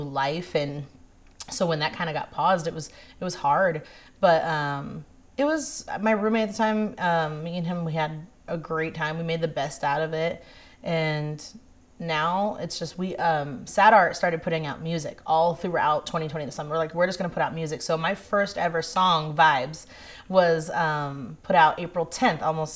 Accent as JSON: {"language": "English", "town": "Las Vegas", "region": "Nevada", "country": "United States", "tie": "born or raised there", "also_born_or_lived": "Virginia", "said": "I was born and raised here in Vegas."}